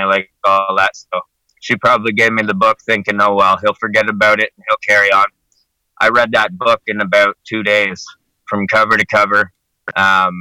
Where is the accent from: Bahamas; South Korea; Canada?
Canada; I'm from Canada